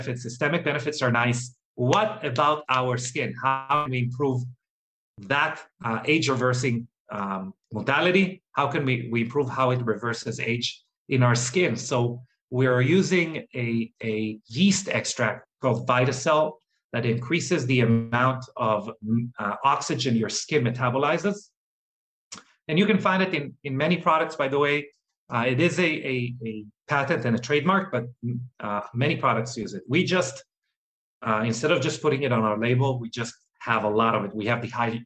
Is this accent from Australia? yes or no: no; Israel; moved away; I'm originally from Israel